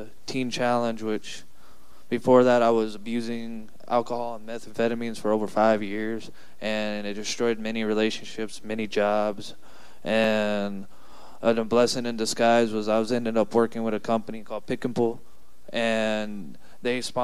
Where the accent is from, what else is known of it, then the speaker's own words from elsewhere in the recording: San Antonio, Texas, United States; I'm from San Antonio.